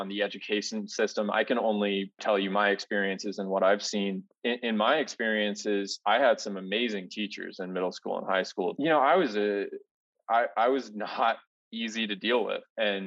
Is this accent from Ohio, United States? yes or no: yes; Ohio, United States; moved away as an adult; now in Denver, United States; Growing up in Ohio, like you were saying, you know, I lived on the edge of the suburbs and the edge of the country